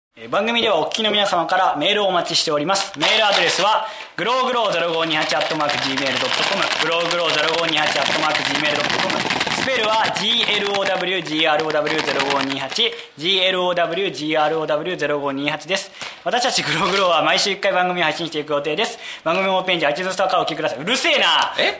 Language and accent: Japanese; Kyushu, Japan; 地元九州だから。